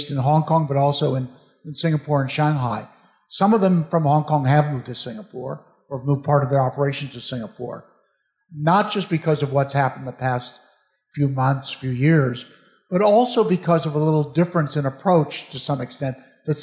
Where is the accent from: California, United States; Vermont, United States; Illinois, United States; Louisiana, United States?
Illinois, United States; Chicago; moved away; I'm from Chicago